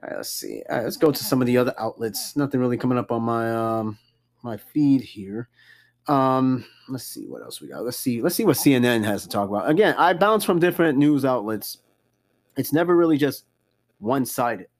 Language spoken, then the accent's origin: English; New York, United States; I'm from New York and I'm in the military